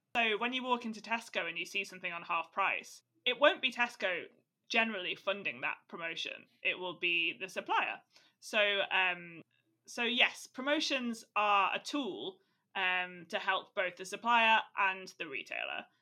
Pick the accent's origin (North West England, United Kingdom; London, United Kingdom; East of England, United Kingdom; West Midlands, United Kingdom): West Midlands, United Kingdom; Staffordshire; now in Dublin, Ireland; I'm from Staffordshire